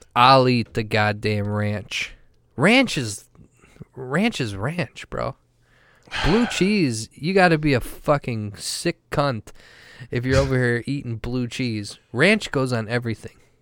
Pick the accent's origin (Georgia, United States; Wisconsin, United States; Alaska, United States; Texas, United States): Wisconsin, United States; I'm a professional from Wisconsin